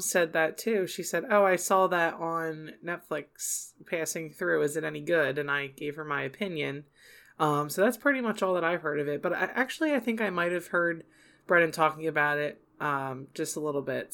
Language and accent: English; Southern New Jersey, United States; also born or lived in Philadelphia; growing up in South New, Southern New Jersey, like, twenty minutes away from Philadelphia